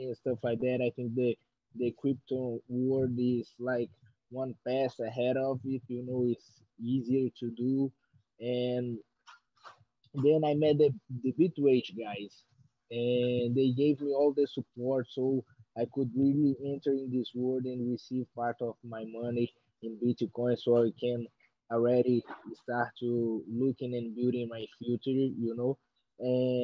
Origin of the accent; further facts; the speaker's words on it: Belo Horizonte, Minas Gerais, Brazil; English is a second language; moved away as an adult; also born or lived in New Mexico, United States; now in Rio de Janeiro, Brazil; I'm from Belo Horizonte, Minas Gerais, Brazil, but I live in training in Rio de Janeiro since I'm 18 years old